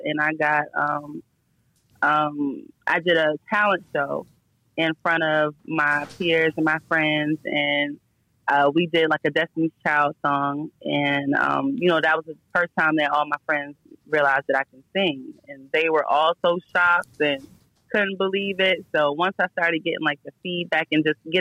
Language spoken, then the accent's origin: English; the South, United States; I spent a lot of my time growing up in the South